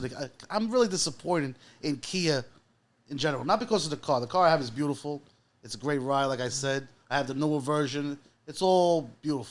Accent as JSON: {"language": "English", "town": "New York City", "region": "New York", "country": "United States", "said": "where I'm from, Astoria"}